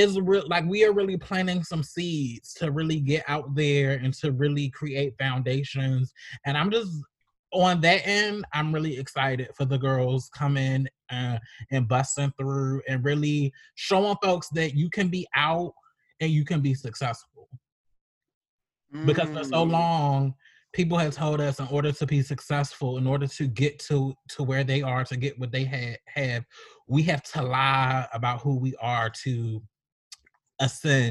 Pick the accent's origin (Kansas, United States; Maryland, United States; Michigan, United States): Maryland, United States; Baltimore; my hometown, Baltimore, Maryland